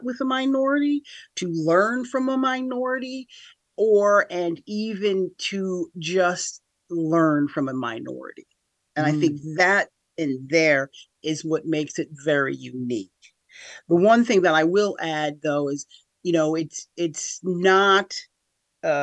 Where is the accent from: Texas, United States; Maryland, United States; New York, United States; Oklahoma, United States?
New York, United States; Schenectady; also born or lived in Niskayuna; I'm from here, Capital Region of New York, born and raised in Schenectady.